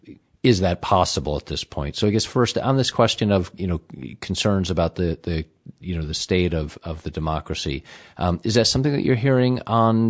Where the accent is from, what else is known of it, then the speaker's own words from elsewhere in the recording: Midwest, United States; moved away; I'm from the Midwest originally